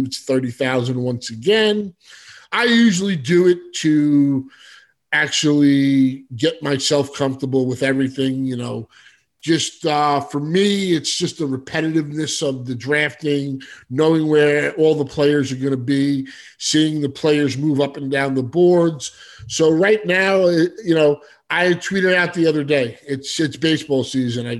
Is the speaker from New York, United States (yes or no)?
yes; New York City, New York, United States; also born or lived in Manhattan; I was born in Brooklyn, raised in Staten Island, Brooklyn